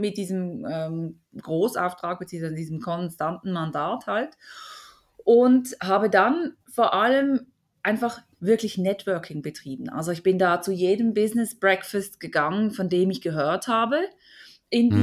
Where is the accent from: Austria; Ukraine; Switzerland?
Switzerland; Basel; hier aus der Region Basel, wo ich herkomme